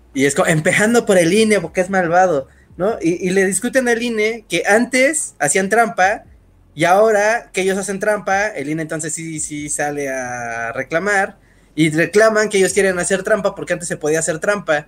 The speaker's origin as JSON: {"language": "Spanish", "country": "Mexico", "said": "aquí en México"}